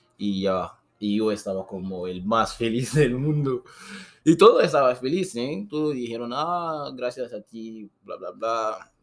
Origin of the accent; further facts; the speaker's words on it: Guinea; Spanish is a second language; moved away as an adult; also born or lived in Brazil; now in Tijuana, Mexico; Esta persona también venía de mi país, de Guinea